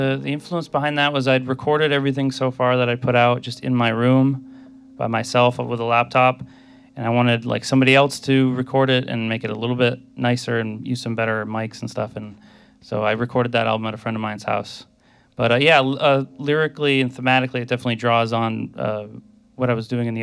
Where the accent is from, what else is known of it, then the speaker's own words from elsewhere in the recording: Bellows Falls, Vermont, United States; I'm from Bellows Falls, Vermont, which is in the South, southern part of the state